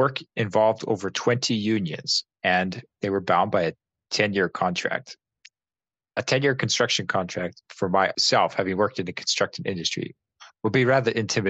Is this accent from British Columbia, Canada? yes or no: yes; Peace Country, British Columbia, Canada; That's one of the reasons in our heritage why we are from the Peace Country.